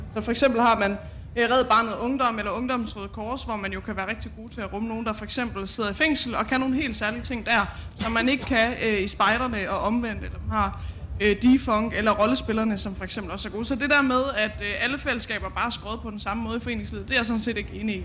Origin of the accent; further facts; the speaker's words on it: Lind, Central Denmark Region, Denmark; nu kommer jeg selv fra Lind, lidt syd for Herning